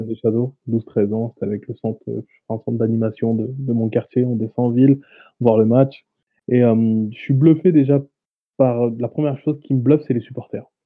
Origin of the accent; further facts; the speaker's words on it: Le Havre, Normandy, France; je viens du Havre, de mm-hmm. Normandie